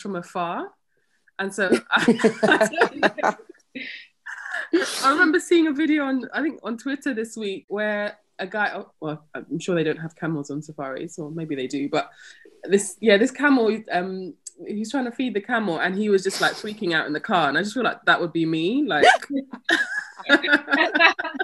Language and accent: English; London, United Kingdom; also born or lived in Zimbabwe / Midlands; I've lived pretty much in London for the rest of the time